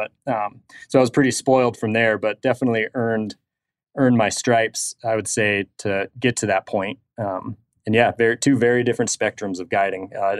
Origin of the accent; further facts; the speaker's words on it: Montana, United States; much closer to where I was born and raised in Northwest Montana